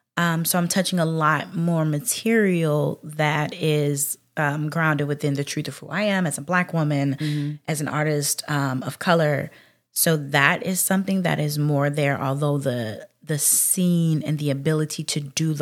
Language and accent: English; Mississippi, United States